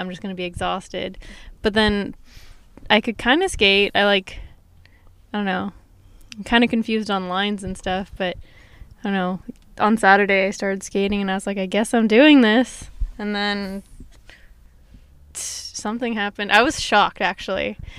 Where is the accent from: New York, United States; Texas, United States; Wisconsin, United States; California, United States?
California, United States; Van Nuys; also born or lived in Simi Valley, United States; I don't even remember living in Simi Valley. Uh-huh. I think my first memories are in Van Nuys.